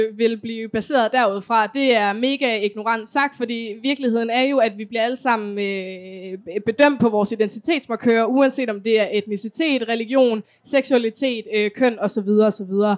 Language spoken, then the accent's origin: Danish; Kolding, Southern Denmark, Denmark; Jeg kommer for eksempel selv fra Kolding